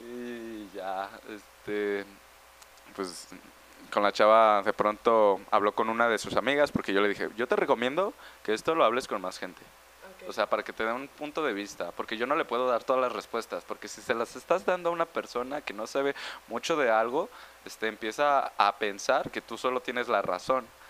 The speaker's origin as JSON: {"language": "Spanish", "country": "Mexico"}